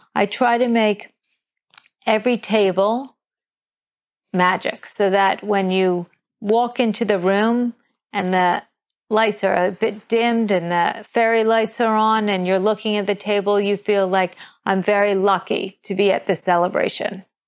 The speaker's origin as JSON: {"language": "English", "town": "New York City", "region": "New York", "country": "United States", "tie": "born or raised there", "also_born_or_lived": "Sydney", "moved": "as an adult", "lives_now": "London, United Kingdom", "said": "I grew up in New York City"}